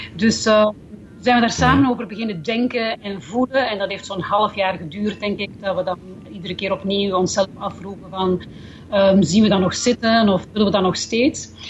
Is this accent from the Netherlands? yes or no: no; Belgium; moved away as an adult; now in New Zealand; toen ik nog in België woonde